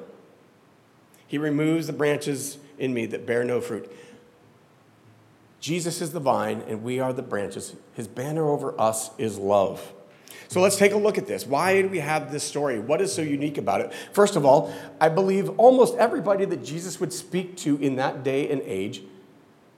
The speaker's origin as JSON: {"language": "English", "region": "Florida", "country": "United States", "tie": "born or raised there", "said": "I grew up in Florida"}